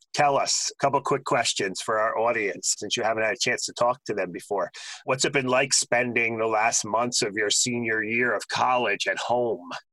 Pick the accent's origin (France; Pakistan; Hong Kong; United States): United States; New Jersey; I grew up in New Jersey.